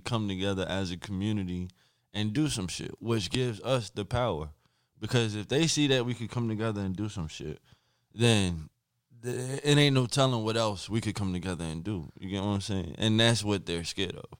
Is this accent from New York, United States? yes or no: no; Linden, New Jersey, United States; my hometown, Linden, New Jersey